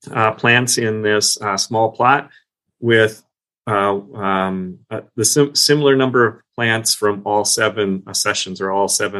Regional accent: Minnesota, United States; now in Long Island, United States; I was from Minnesota. We have similar native plants

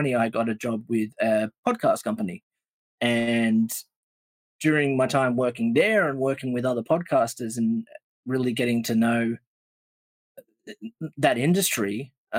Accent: Australia; we're sitting here as Australian collectors

